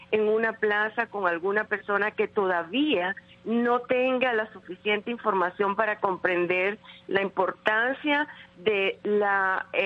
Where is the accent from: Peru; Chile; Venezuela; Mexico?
Venezuela; quiénes somos como venezolanos, como ciudadanos